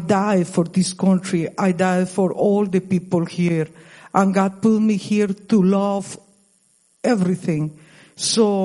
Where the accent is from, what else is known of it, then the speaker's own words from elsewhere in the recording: Costa Rica; English is a second language; now in United States; I moved to United States 26 ago. I'm from Costa Rica. I passed more time in this country, like in my country original